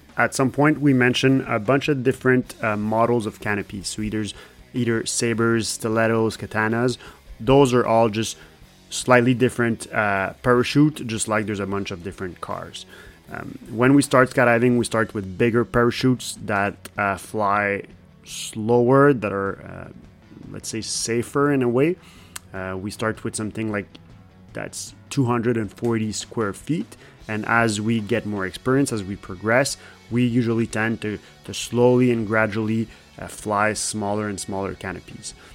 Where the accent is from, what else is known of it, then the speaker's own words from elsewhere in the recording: Canada; English is a second language; I'm French Canadian. Sometimes my English sucks a little bit.